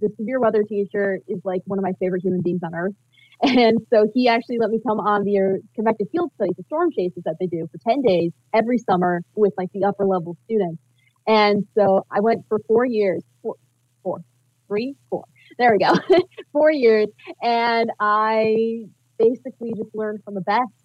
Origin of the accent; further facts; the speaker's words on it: Battle Creek, Michigan, United States; I'm from Battle Creek